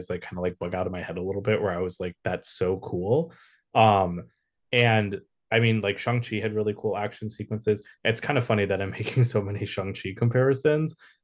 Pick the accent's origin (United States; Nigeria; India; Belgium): India; I'm Desi, I'm not Pakistani, I'm Indian